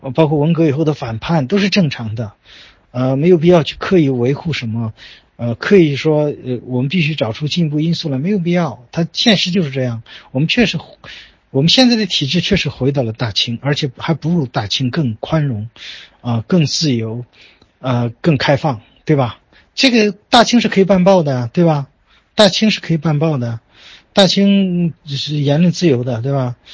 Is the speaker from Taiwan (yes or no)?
no; China; 因为我作为一个中国人，我自然深深地受儒家文化的影响